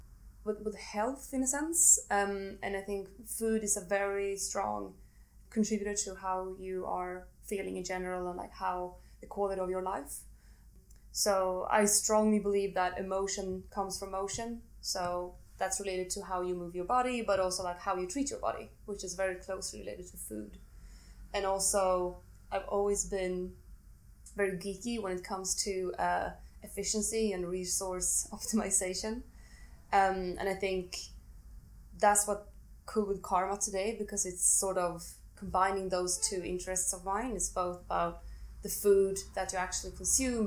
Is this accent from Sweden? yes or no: yes; Sweden; I'm from Sweden, and I grew up eating a lot of spaghetti bolognese